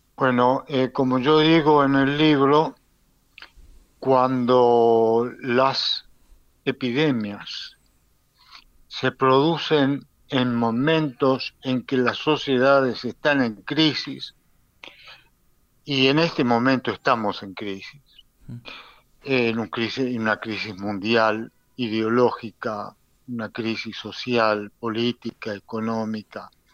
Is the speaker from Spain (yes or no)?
no; Argentina; now in Israel; Yo soy argentino, muy argentino y orgulloso de eso